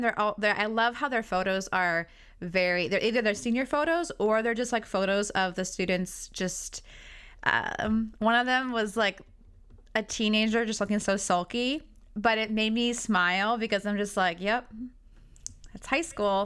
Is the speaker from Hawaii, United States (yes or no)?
no; Prosser, Washington, United States; I'm from Prosser